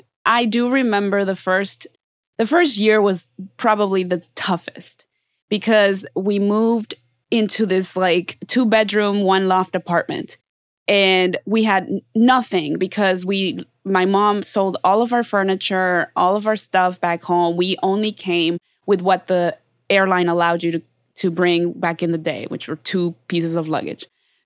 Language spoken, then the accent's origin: English; United States; You know, so no, but I'm saying, like, I grew up being the only Mexican girl most of t